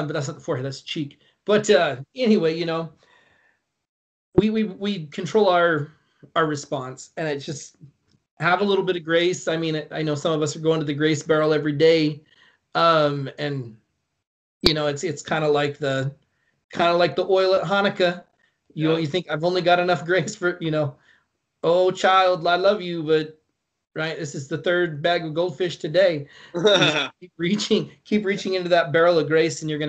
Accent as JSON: {"language": "English", "town": "Longview", "region": "Washington", "country": "United States", "tie": "born or raised there", "also_born_or_lived": "Quincy, Washington", "said": "I'm back in my hometown. I'm way closer to my family. Like I would say 90% of my family lives in Longview, Kelso"}